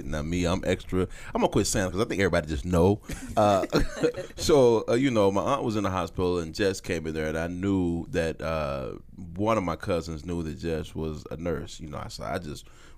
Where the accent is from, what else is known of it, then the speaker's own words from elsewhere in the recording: St. Louis, Missouri, United States; Okay, so you give them that look like I'm from St. Louis, so.